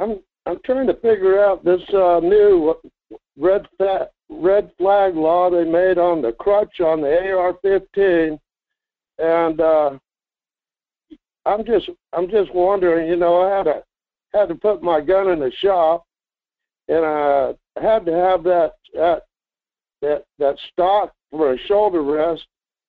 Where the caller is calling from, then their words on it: Fairbanks, Alaska, United States; Hi, this is …. In Fairbanks.